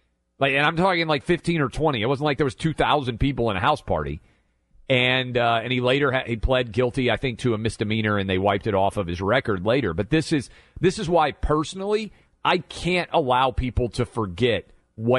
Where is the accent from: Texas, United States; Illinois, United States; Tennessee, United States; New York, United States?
Tennessee, United States; Nashville; I'm born and raised in Nashville